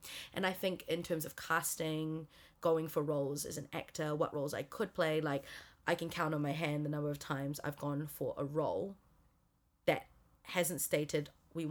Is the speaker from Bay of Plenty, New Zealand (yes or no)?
no; Auckland, New Zealand; I've always felt Chinese, actually, and even when I was growing up in New Zealand.